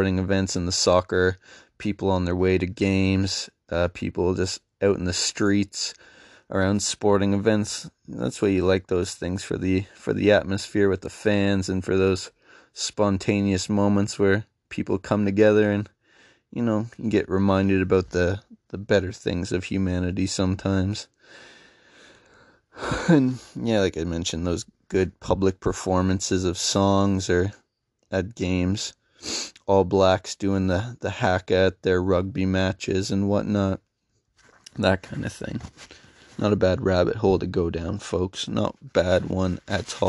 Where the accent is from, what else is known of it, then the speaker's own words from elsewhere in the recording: Canada; as a Canadian